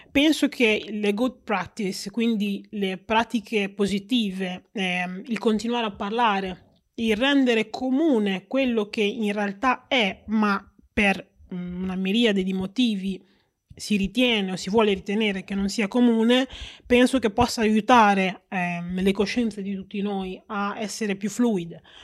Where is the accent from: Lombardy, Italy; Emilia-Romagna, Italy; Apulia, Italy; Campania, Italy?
Emilia-Romagna, Italy; Reggio Emilia; sono nata a Reggio Emilia e sono stata cresciuta con i costumi propri della, della città di Reggio e dell'Italia